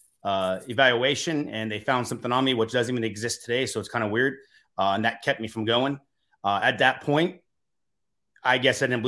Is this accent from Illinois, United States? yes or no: no; Massachusetts, United States; now in Los Angeles, United States; I grew up in Massachusetts in the East Coast